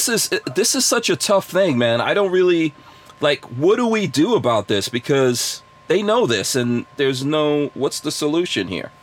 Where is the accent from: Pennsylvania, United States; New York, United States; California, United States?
New York, United States; growing up in New York